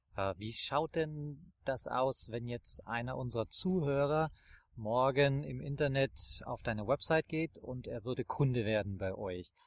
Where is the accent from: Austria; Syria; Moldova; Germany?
Austria; Tyrol; aus meinem Heimatland